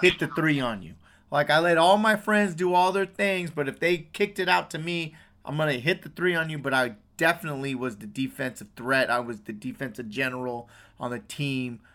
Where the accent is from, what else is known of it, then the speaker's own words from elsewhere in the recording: West Coast, United States; I'm from the West Coast